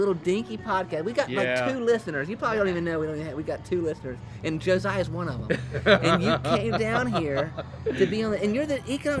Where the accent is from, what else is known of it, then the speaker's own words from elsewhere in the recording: Rock Hill, South Carolina, United States; growing up in Rock Hill, I grew up in Rock Hill